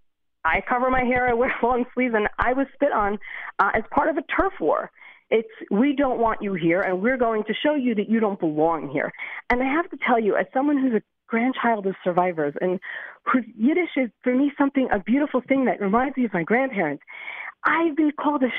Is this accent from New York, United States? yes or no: no; Lakewood, New Jersey, United States; now in Beit Shemesh, Israel; I grew up in Lakewood, New Jersey